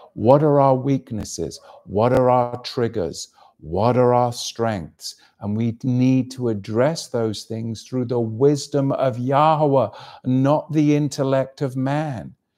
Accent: England, United Kingdom; moved away; my home country, of course, which was invaded by the Romans

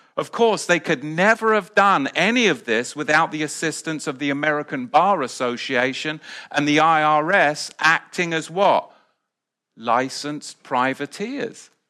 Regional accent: England, United Kingdom; moved away as an adult; now in United States; I was back in the U K

